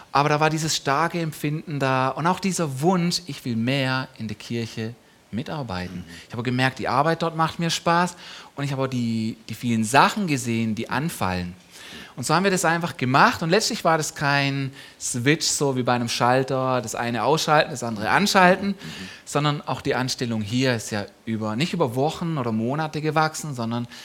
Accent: Donaueschingen, Baden-Württemberg, Germany; Also ursprünglich … und ich, wir kommen beide aus der Ecke Donaueschingen.

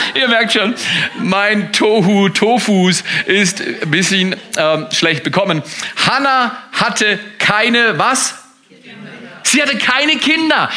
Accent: Germany

